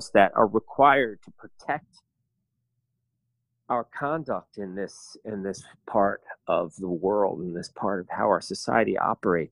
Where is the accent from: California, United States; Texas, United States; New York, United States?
New York, United States; now in Berlin, Germany; as an American, as a New Yorker, even